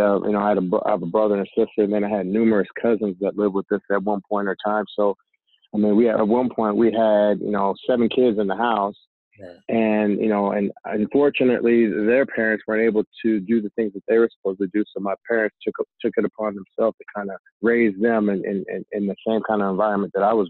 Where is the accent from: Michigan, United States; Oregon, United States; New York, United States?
Oregon, United States; Portland; moved away; I'm from Portland, Oregon originally